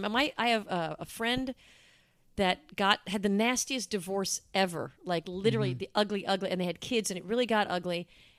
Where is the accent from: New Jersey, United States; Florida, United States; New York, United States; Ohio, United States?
New York, United States; New York City; also born or lived in Bronx, New York; I was born in Manhattan.